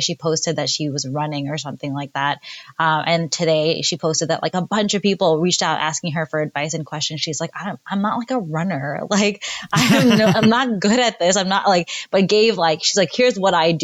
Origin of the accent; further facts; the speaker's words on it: New York, United States; moved away as an adult; I'm from New York and I, you know, spent most of my life there